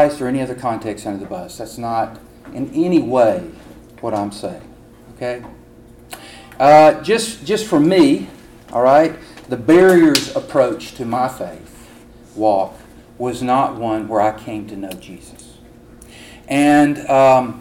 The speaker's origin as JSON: {"language": "English", "region": "Alabama", "country": "United States", "moved": "yes", "said": "in Alabama, at the end of a prayer, Bobby, we say, roll tide"}